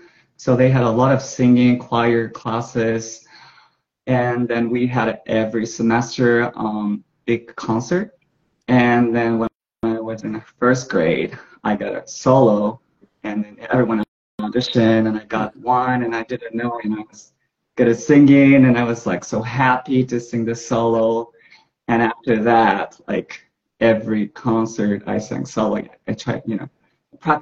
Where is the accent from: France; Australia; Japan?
Japan; Tokyo; moved away; I was born and raised in Tokyo